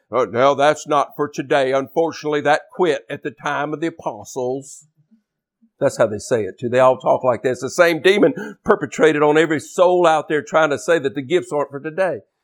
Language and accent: English; Louisiana, United States; I'm from Louisiana down here in the Gulf States region.